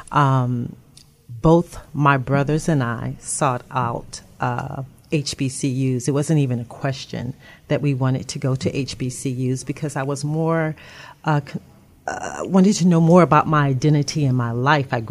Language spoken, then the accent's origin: English; Atlanta, Georgia, United States; also born or lived in Augusta; I am from Atlanta, Georgia.